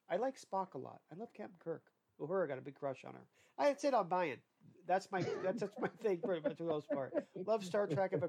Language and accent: English; Ireland; I butcher names and I'm Irish.